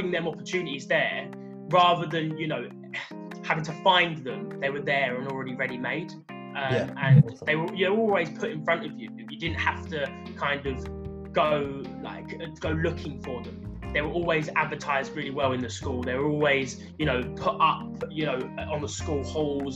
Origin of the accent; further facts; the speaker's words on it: London, United Kingdom; I grew up in the London borough of Bromley